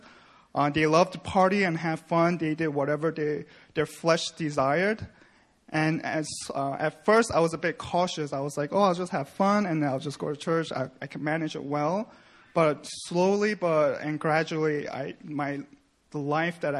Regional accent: New York, United States; moved away as an adult; now in South Korea; I was born and raised in New York, where I grew up in a Christian home

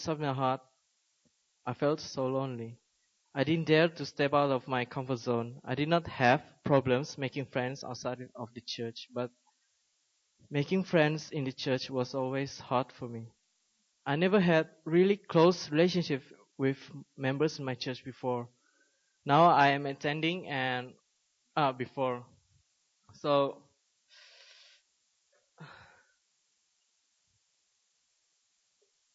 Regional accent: Malaysia; moved away as an adult; also born or lived in South Korea; now in Seoul, South Korea; I was born and raised in Malaysia and came to Korea about 6 months ago

